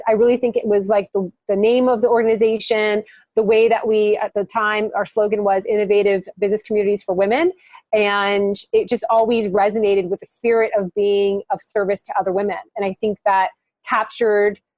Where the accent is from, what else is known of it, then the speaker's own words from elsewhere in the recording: Miami, Florida, United States; moved away as an adult; also born or lived in North Carolina; we moved from North Carolina back to Miami, my hometown